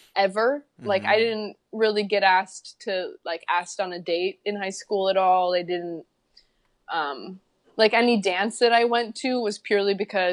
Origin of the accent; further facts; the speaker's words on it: Chicago, Illinois, United States; English is a second language; moved away as an adult; also born or lived in Poland; now in Los Angeles, United States; I grew up in Chicago